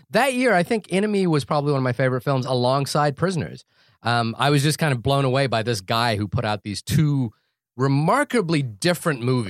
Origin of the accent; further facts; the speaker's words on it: New Zealand; being a New Zealander